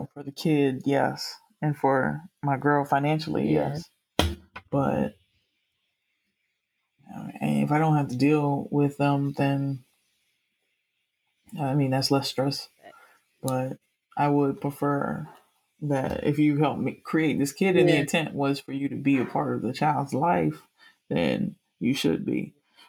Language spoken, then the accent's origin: English; Miami, Florida, United States; I'm from Miami